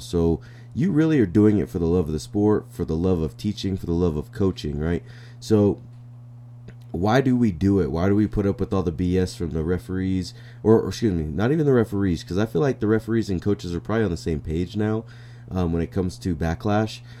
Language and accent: English; New Mexico, United States; come back to my hometown and become the head coach here